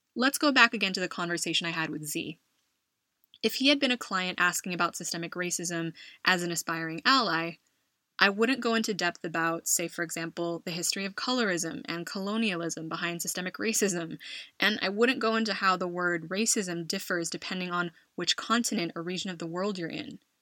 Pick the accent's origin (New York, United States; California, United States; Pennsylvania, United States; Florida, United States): California, United States; moved away as an adult; now in Madrid, Spain; my home state of California